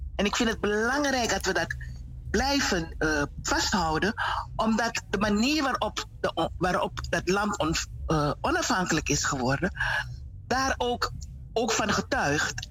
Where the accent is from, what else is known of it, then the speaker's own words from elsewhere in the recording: Paramaribo, Paramaribo District, Suriname; moved away as an adult; also born or lived in Netherlands; Ik ben geboren in Paramaribo. Ik ben ook getogen in Suriname.